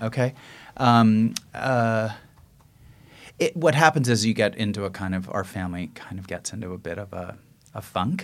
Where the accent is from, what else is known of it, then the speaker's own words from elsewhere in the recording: San Francisco, California, United States; I grew up on the west side